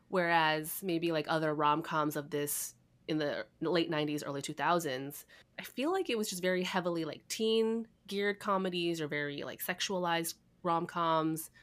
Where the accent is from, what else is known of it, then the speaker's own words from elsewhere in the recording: Chicago, Illinois, United States; moved away; I'm originally from Chicago